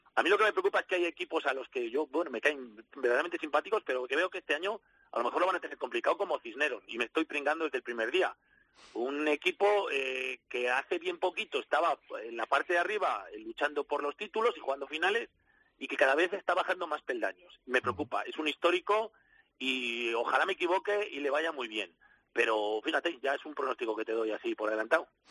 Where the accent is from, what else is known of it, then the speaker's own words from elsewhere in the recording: Valladolid, Castile and León, Spain; soy vallisoletano